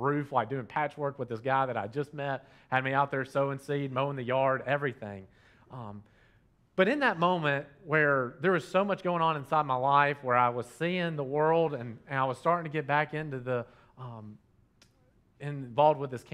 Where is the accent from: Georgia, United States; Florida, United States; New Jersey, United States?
Georgia, United States; Dalton; I grew up here in Dalton, Georgia